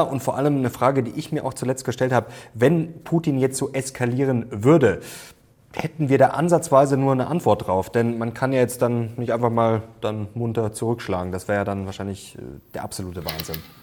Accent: Germany; wir als Deutsche

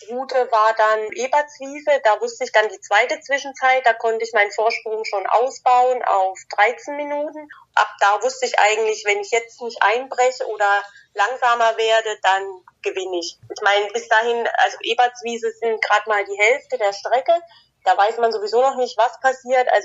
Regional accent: Thuringia, Germany; so als Südthüringer liebt man den Rennsteig und da gehört der Rennsteiglauf eigentlich fest

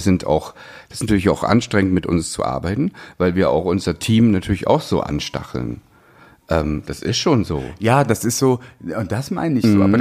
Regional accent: East Germany, Germany; ich bin, bin ähm, ja, im Osten groß geworden, wir mussten Russisch lernen

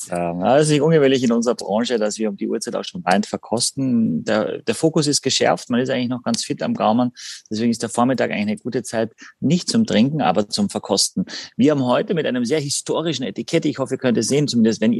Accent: Carinthia, Austria; Es gibt auch einen Ort tatsächlich in meiner Heimat Kärnten, ganz im Norden, am Großglockner, der heißt Heiligen Blut.

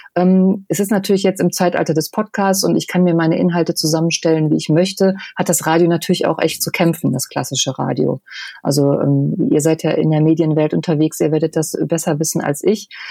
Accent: Düsseldorf, North Rhine-Westphalia, Germany; ich bin halt gebürtige Düsseldorferin, also ich bin, bin Oberbilker Mädchen

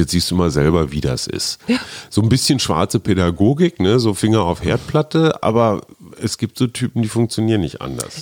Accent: Münster, North Rhine-Westphalia, Germany; now in Berlin, Germany; meiner Heimatstadt Münster

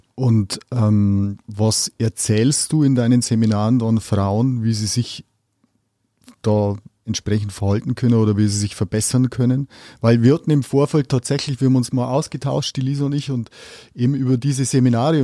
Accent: Upper Palatinate, Bavaria, Germany; Ich komme mal aus der Oberpfalz.

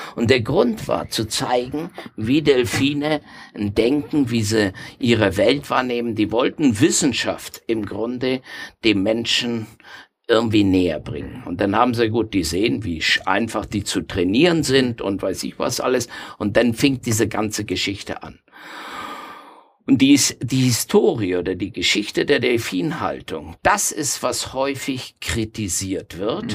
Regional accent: Argentina; moved away as an adult; now in Nuremberg, Germany; ich stamme aus Argentinien

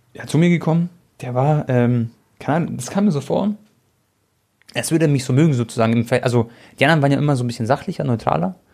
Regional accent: Munich, Bavaria, Germany; ich bin auch in München geboren

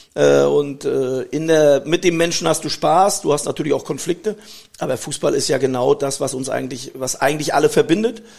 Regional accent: Germany; Ich bin in der DDR groß geworden, das hat mir sehr, sehr viel gebracht

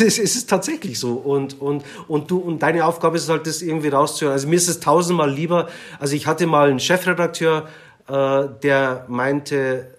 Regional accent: Munich, Bavaria, Germany; Also meine Eltern kamen aus der Türkei und ich bin hier in München geboren

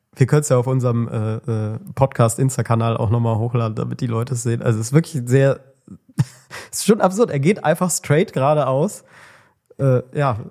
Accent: Germany; als Deutscher

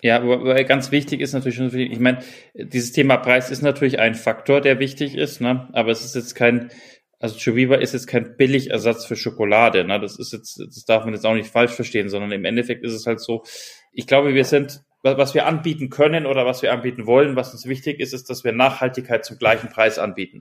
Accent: Germany; wir merken das ja auch als Deutsche

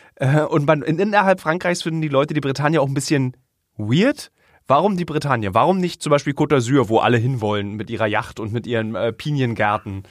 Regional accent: Berlin, Germany; ich als Berliner, der in Berlin geboren ist

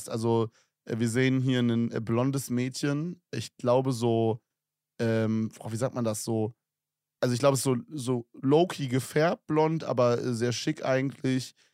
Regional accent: Switzerland; born there; ich bin 17 Jahre jung, bin 1,72 groß und bin geboren in der Schweiz

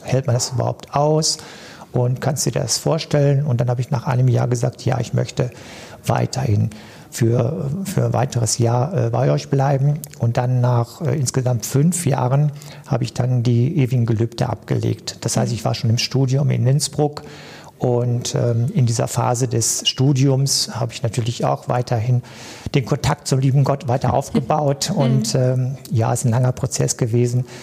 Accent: Cappenberg, North Rhine-Westphalia, Germany; moved away as an adult; also born or lived in Duisburg-Hamborn; now in Duisburg, Germany; ich komme gebürtig aus Kappenberg, äh, in der Nähe von zwischen Münster und Dortmund

